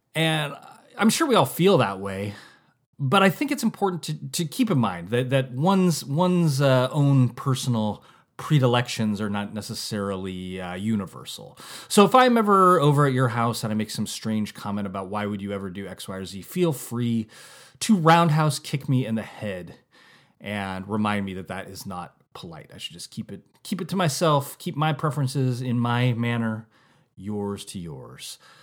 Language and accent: English; Santa Rosa, California, United States; moved away as an adult; now in Napa, United States; We said Santa Rosa, California